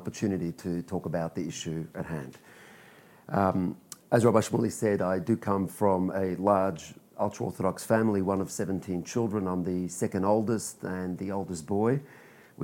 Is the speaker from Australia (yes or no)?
yes; Australia; born or raised there; also born or lived in Israel